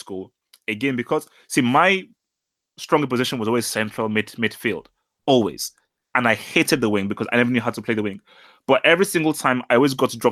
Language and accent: English; England, United Kingdom; growing up in England and, well, not growing up, obviously spending my teenage years in England